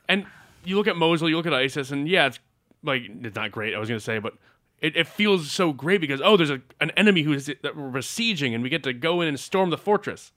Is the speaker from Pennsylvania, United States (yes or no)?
no; Massachusetts, United States; my home state of Massachusetts